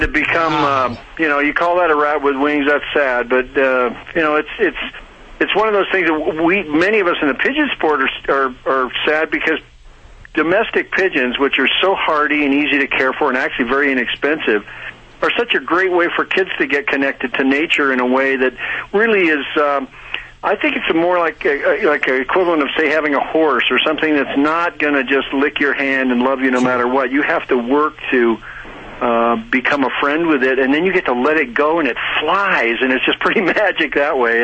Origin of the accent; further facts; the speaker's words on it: Seattle, Washington, United States; I grew up in Seattle